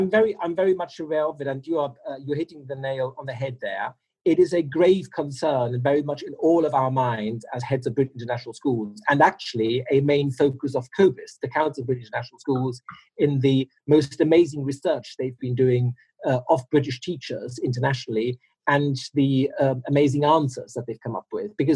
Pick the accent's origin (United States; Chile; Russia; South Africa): Russia; Uh, my parents were expats. Uh, they're long retired now, but it's, um, uh, I grew up in Russia.